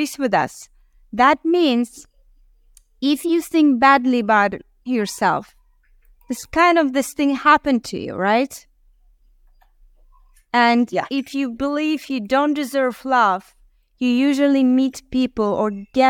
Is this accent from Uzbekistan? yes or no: yes; Uzbekistan; moved away; I was born in Uzbekistan